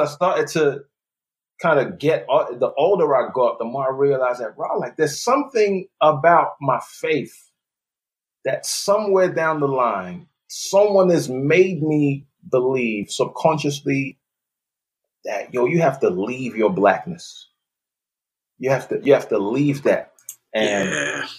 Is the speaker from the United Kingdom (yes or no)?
yes; London, United Kingdom; moved away as an adult; also born or lived in Nigeria; now in Texas, United States; I was born in Nigeria. I lived there till I was nine years old. So I'm soaking that up. Then I moved to, to London, England when I was nine. Uh, lived there for the majority of my childhood and, and adult life.